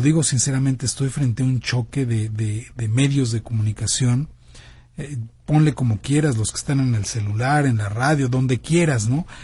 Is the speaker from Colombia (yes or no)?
no; Mexico